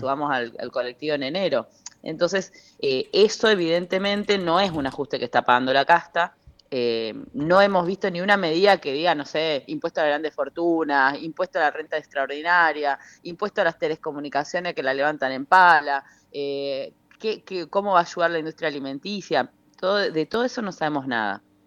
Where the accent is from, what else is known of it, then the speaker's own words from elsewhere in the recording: Misiones, Argentina; yo soy de Misiones